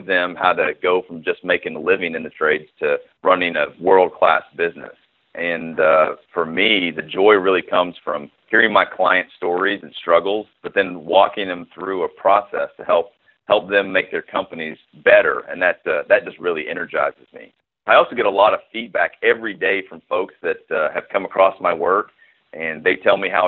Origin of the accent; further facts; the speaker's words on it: Knoxville, Tennessee, United States; my hometown of Knoxville